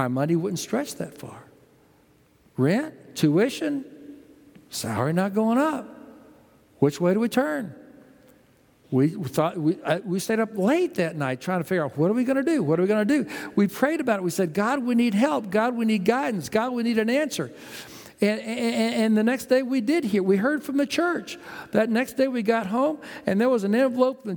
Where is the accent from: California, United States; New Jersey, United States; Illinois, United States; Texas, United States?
Texas, United States; also born or lived in New Haven, Connecticut; now in Houston, United States; We grew up in Texas